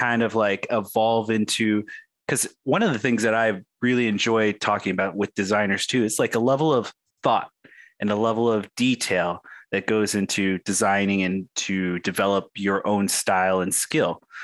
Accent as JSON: {"language": "English", "region": "Arizona", "country": "United States", "tie": "born or raised there", "said": "I'm a Native American and I grew up on the Indian reservation here in Arizona"}